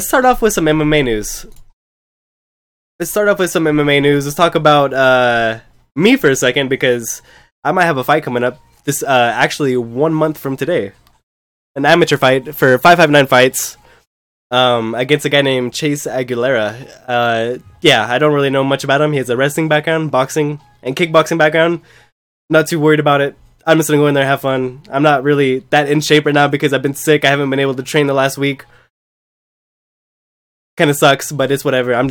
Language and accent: English; United States; I'm American